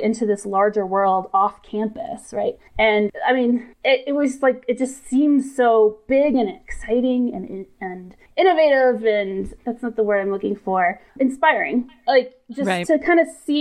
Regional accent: Atlanta, Georgia, United States; Growing up, I'm from Atlanta

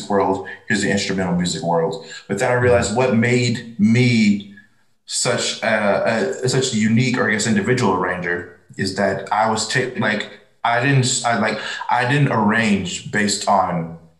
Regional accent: Kansas City, United States; I was from Kansas City

